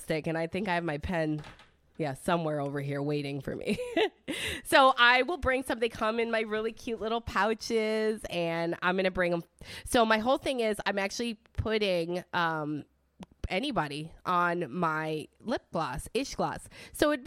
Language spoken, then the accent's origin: English; Detroit, Michigan, United States; first language Italian; English is a second language; moved away; I'm from Michigan, I'm from Detroit, so I'm very northern, but I came down here